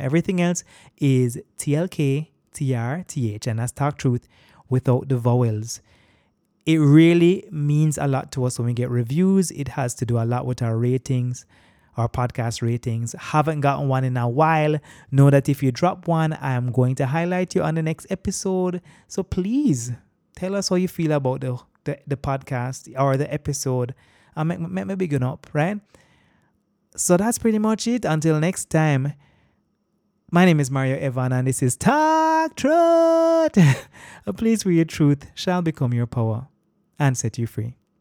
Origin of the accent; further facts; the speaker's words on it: Jamaica; accent: Jamaican; also born or lived in Boston, Massachusetts; growing up in Jamaica and living here